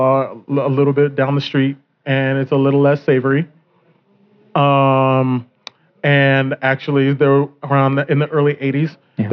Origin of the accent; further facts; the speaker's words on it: Littleton, Colorado, United States; also born or lived in Park Hill, Denver, Colorado; I was born in Park Hill and I grew up in Littleton.